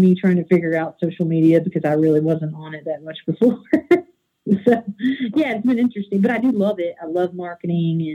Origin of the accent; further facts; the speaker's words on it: Eastern Kentucky, United States; also born or lived in Outer Banks, North Carolina; now in Northern Kentucky, United States; I grew up in Eastern Kentucky, and I grew up with my grandparents